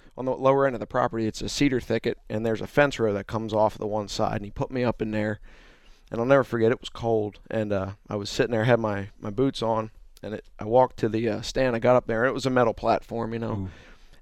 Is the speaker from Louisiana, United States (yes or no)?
no; Green Lane, Pennsylvania, United States; moved away; I'm originally from there. I moved down here in 2003